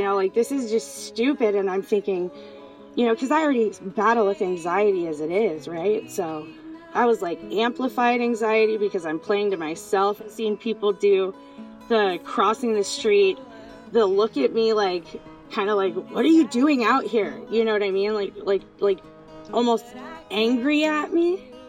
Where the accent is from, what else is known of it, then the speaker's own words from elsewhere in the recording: Seattle, Washington, United States; I grew up here in Seattle and people never made eye contact before.